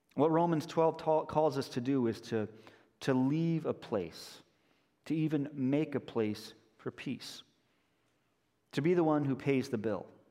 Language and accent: English; Denver, Colorado, United States; moved away as an adult; also born or lived in Chicago area; now in Chicago, United States; I grew up in Denver, but I went to college here in the Chicago area